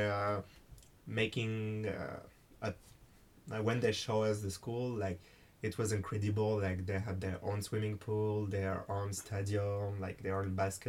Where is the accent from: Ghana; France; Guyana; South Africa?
France; English is a second language; also born or lived in United States; I came to America with a French governmental program.